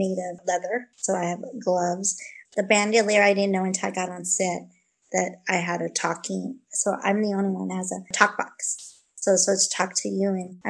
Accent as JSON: {"language": "English", "town": "Vancouver", "region": "British Columbia", "country": "Canada", "tie": "born or raised there", "said": "I was born in Vancouver"}